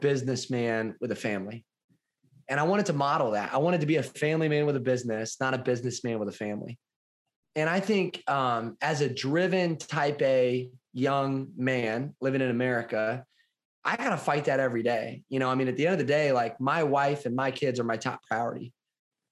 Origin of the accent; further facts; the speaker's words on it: Kalona, Iowa, United States; I grew up in Southeast Iowa in a little town called Kelowna.